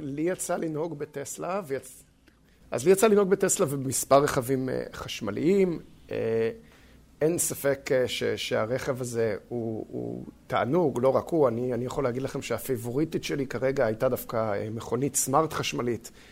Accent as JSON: {"language": "Hebrew", "country": "Israel", "moved": "yes", "said": "לנו כישראלים"}